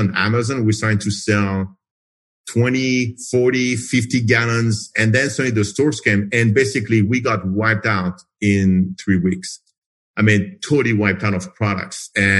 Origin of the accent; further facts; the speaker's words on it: France; moved away as an adult; also born or lived in United States; now in Phoenix, United States; I'm originally from France, so I moved to the U.S. 30 years ago, became a citizen like 20 years ago